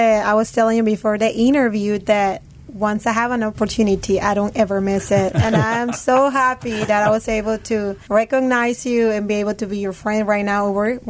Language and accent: English; Peru; moved away; Actually, Peru was happy. Peru was still my happy place to go. Life was perfect over there. The reason why we moved